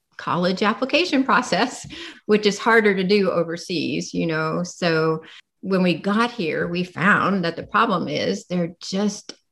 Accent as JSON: {"language": "English", "region": "Indiana", "country": "United States", "tie": "born or raised there", "also_born_or_lived": "Brazil / Singapore", "moved": "as an adult", "said": "I grew up in Indiana, had never been overseas"}